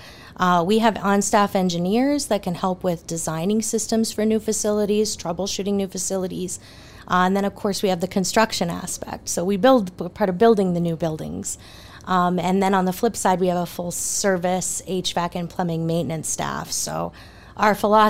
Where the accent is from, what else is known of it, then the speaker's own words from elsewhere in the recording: Minot, North Dakota, United States; now in Bismarck, United States; I'm born and raised in Minot, North Dakota